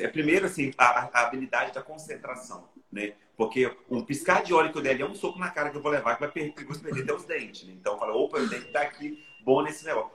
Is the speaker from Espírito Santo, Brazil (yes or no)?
yes; Brejetuba, Espírito Santo, Brazil; moved away; de Brejetuba, minha cidade natal